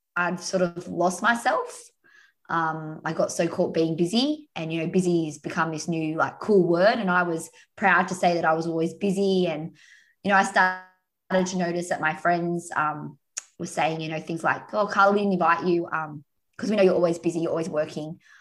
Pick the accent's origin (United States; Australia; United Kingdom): Australia; also born or lived in Umina Beach, New South Wales; I'm Australian, so Aussie, Aussie, Aussie. Uh, yeah, and I'm in Australia now